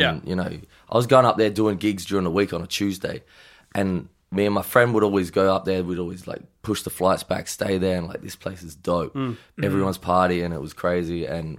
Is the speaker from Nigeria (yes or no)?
no; Adelaide, South Australia, Australia; also born or lived in Melbourne / Gold Coast; now in Los Angeles, United States; I'm from Adelaide and then I moved to Melbourne for a little bit.